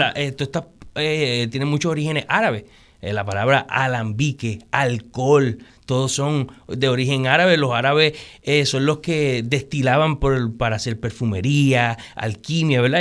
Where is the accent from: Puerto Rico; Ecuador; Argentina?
Puerto Rico; el amor por mi país, por mi, por mi tierra, ¿verdad? O sea, el sentirme puertorriqueño